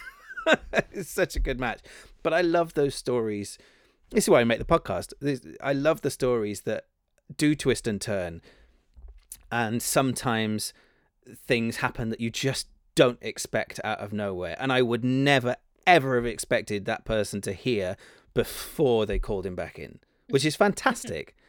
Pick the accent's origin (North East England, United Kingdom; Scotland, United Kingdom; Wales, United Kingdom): Wales, United Kingdom; Cardiff; moved away as an adult; now in London, United Kingdom; I grew up in Cardiff.